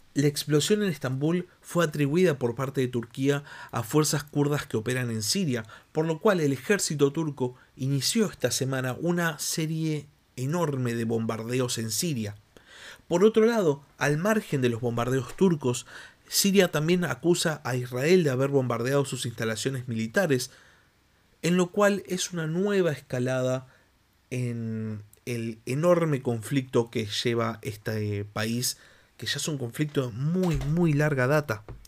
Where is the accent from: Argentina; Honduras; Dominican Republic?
Argentina